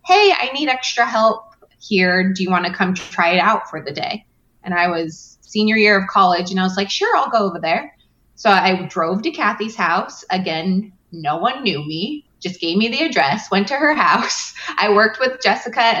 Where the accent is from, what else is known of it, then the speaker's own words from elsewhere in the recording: Northern California, United States; also born or lived in Long Beach, California; I'm from Northern California